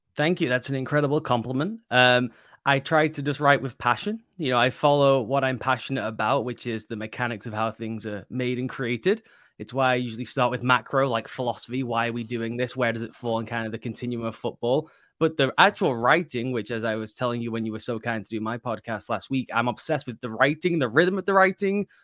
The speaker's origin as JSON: {"language": "English", "country": "United Kingdom", "said": "being British"}